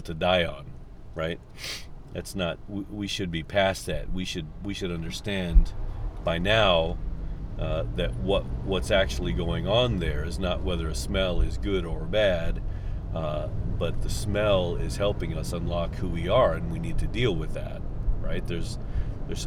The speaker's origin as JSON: {"language": "English", "country": "United States", "tie": "born or raised there", "said": "I feel like I'm American"}